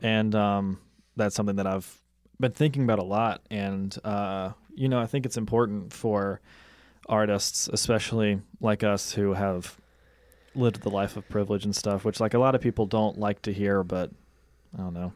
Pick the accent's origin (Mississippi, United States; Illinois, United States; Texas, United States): Mississippi, United States; moved away; my house in, in Mississippi, in my hometown